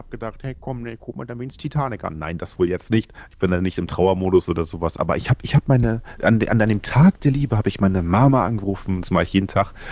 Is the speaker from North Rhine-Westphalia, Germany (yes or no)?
no; Oldenburg, Lower Saxony, Germany; ich komme aus Oldenburg, Niedersachsen, ich bin zarte 31